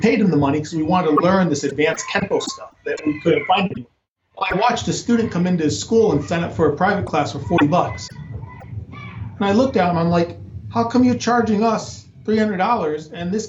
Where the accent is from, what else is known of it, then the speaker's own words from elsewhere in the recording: Connecticut, United States; moved away as an adult; also born or lived in Rhode Island; now in Arizona, United States; I'm originally from Connecticut